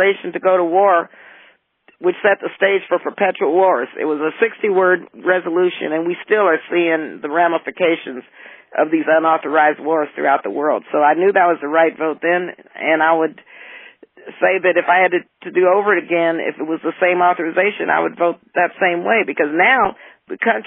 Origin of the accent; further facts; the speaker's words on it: El Paso, Texas, United States; moved away; And I came from Texas, and so my parents and grandparents, everyone in El Paso was very involved in the civil rights movement